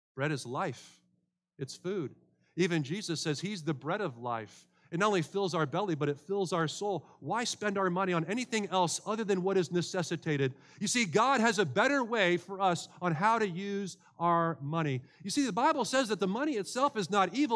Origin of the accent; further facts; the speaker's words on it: United States; as an American